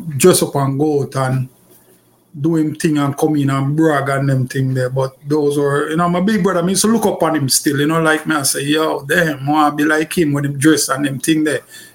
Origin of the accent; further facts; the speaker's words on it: Kingston, Jamaica; I grew up in Kingston. I'm from actually Kingston